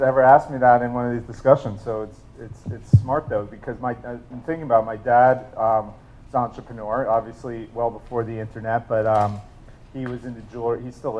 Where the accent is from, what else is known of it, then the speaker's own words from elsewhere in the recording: New York, United States; also born or lived in New Jersey; So I grew up mainly in New York and New Jersey, moved around a little bit